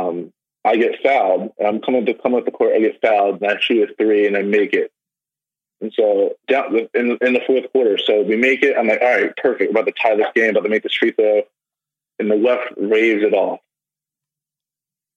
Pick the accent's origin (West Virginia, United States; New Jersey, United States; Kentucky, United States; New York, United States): New Jersey, United States; now in Illinois, United States; being from South Jersey, I was born in South Jersey. I lived there for most of my life